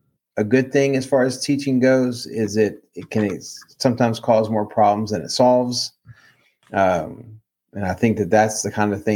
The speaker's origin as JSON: {"language": "English", "region": "Maryland", "country": "United States", "tie": "born or raised there", "moved": "yes", "lives_now": "Texas, United States", "said": "my home state of Maryland"}